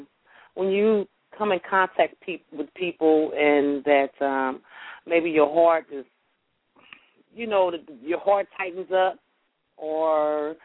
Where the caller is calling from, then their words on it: St. Louis, Missouri, United States; I'm calling from St. Louis, Missouri.